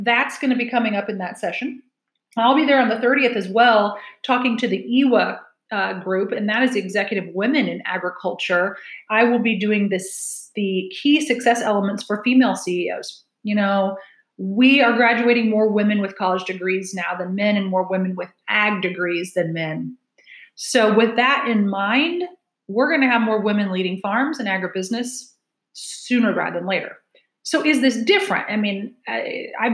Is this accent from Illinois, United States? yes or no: yes; Hoopeston, Illinois, United States; moved away as an adult; also born or lived in central Indiana; now in Indiana, United States; I grew up in central Illinois in a town called Hoopston. I live in central Indiana now, barely 2 hours away from where I grew up